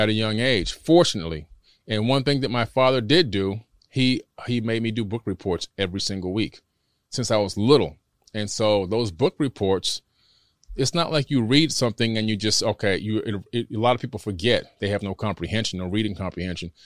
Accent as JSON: {"language": "English", "town": "Miami", "region": "Florida", "country": "United States", "tie": "born or raised there", "also_born_or_lived": "Queens, New York"}